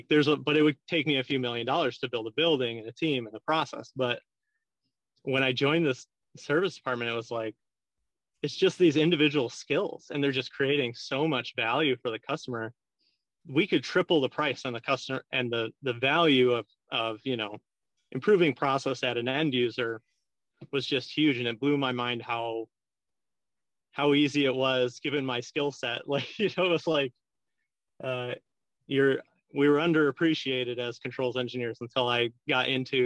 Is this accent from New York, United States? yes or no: yes; Syracuse, New York, United States; I'm from Syracuse, New York